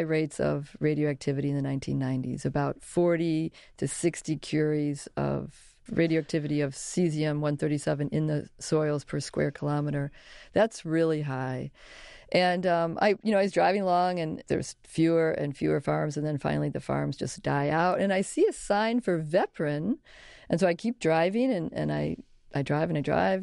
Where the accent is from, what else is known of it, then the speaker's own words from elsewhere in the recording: Chicago, Illinois, United States; I grew up in Chicago